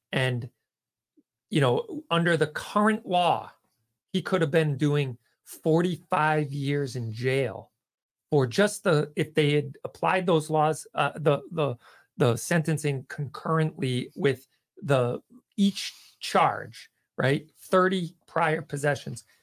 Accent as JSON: {"language": "English", "town": "Dennis", "region": "Massachusetts", "country": "United States", "tie": "born or raised there", "said": "I grew up in Dennis, so I went to Tech."}